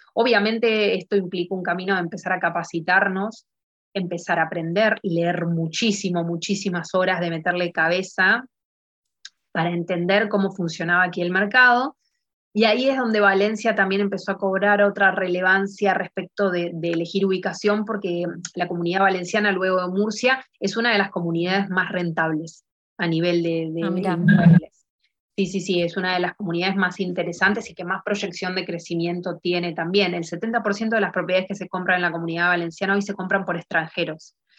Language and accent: Spanish; Argentina; moved away as an adult; now in Spain; nosotros siendo argentinos